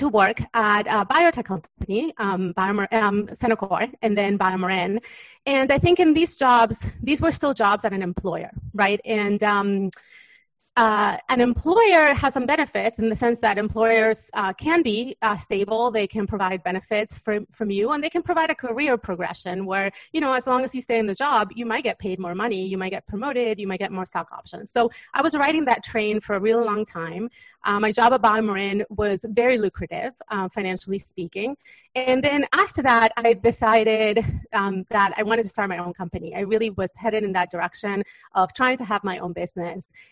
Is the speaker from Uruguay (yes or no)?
yes; Uruguay; moved away; I was born in Uruguay in South America